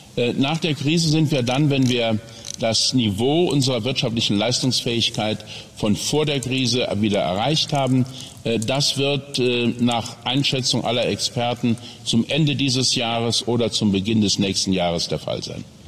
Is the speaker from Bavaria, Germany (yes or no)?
no; Saarland, Germany; in meiner Heimat, in meinem Wahlkreis, in meinem kleinen Häuschen